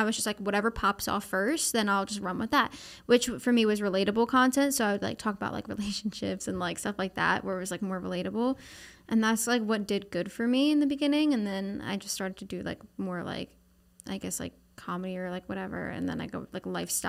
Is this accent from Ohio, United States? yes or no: no; Pennsylvania, United States; Oh, no. It's like desolate farm area. Like, it's not. Like, I was from like outside of Philadelphia.